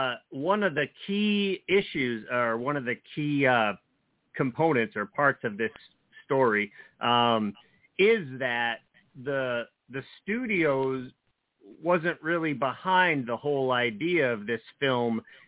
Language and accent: English; New Jersey, United States; Well, you know, I grew up in New Jersey, so some of my earliest experiences going to the movies when I was old enough to drive into New York City with my friends